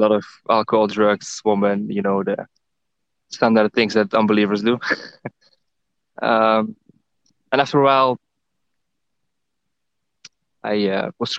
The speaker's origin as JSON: {"language": "English", "country": "Netherlands", "moved": "yes", "lives_now": "Thailand", "said": "I'm from the Netherlands, and currently I'm in the same country as you, Angel. I'm in Thailand."}